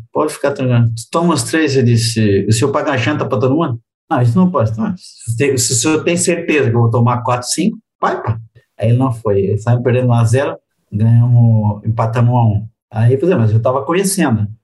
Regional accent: Republic of the Congo; moved away; also born or lived in Europe; eu sou da República do Congo, que é os franceses.

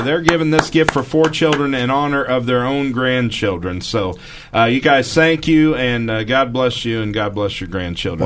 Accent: Missouri, United States; I'm from Missouri

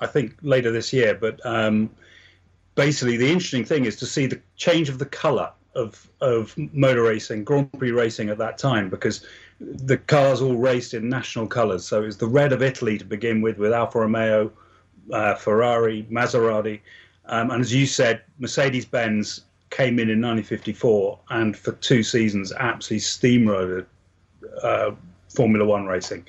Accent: England, United Kingdom; I come from England

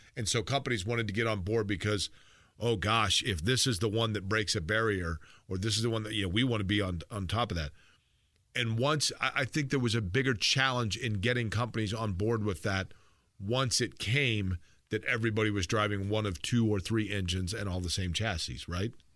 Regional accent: Indianapolis, Indiana, United States; I grew up here in Indianapolis

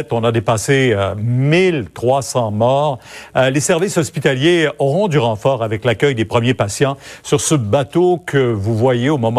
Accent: Quebec, Canada; chez nous, au Québec

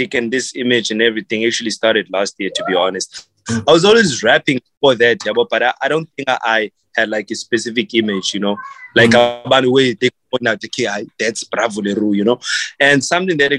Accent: South Africa; I am from Ikasi

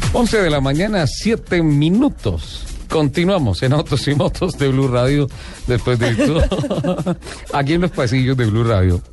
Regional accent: Colombia; yo soy colombiano

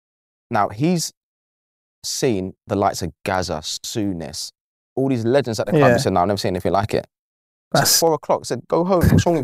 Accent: Canning Town, London, United Kingdom; But to be fair, even back then, it weren't as bad as it is now. But at the same time, it wasn't easy growing up in East then, because come from, like, obviously working class background, big family, footballing family.

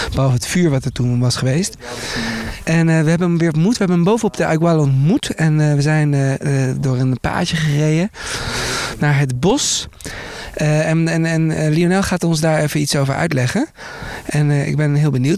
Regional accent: Netherlands; ik loop als Hollander lekker op mijn slippertjes

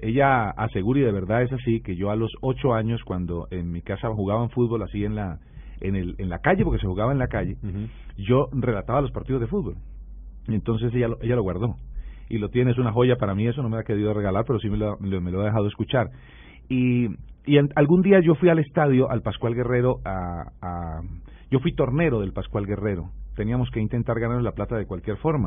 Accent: Florida, Valle del Cauca, Colombia; yo soy de Florida Valle, un municipio al sur del departamento del Valle

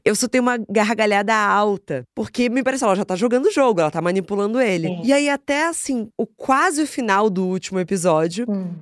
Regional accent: Rio de Janeiro, Brazil; eu cresci no Rio de Janeiro

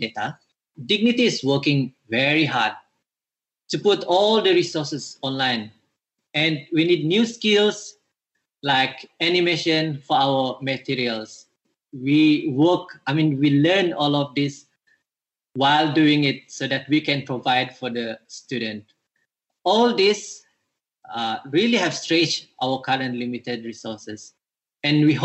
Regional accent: Pitas, Sabah, Malaysia; moved away; I'm actually from Pitas Sabah

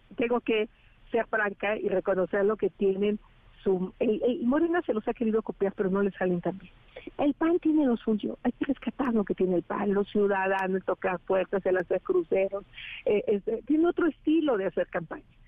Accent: Tepatepec, Hidalgo, Mexico; moved away; salí de Tepatepec

